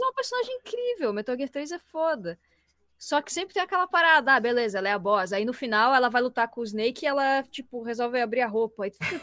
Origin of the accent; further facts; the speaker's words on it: Florianópolis, Santa Catarina, Brazil; sou de Floripa